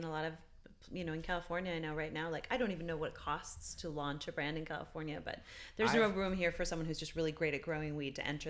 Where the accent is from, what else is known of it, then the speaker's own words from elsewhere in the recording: Newfoundland and Labrador, Canada; moved away; also born or lived in Montreal / Europe / Alaska; I'm Canadian. I grew up in Newfoundland. And then I was in Montreal, and then I was in Europe for a long time.